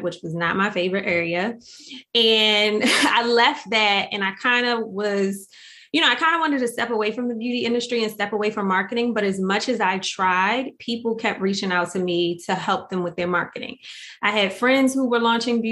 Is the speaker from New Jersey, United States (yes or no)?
yes; Atlantic City, New Jersey, United States; I'm from Atlantic City, like born and raised in Atlantic City.